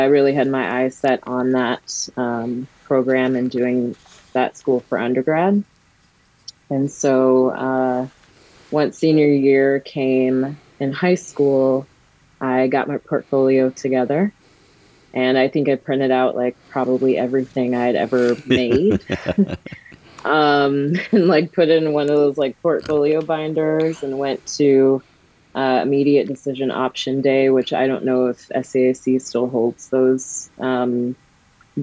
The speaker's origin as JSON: {"language": "English", "town": "Country Club Hills", "region": "Illinois", "country": "United States", "tie": "born or raised there", "said": "I was born and raised in Country Club Hills, Illinois, which is a south suburb"}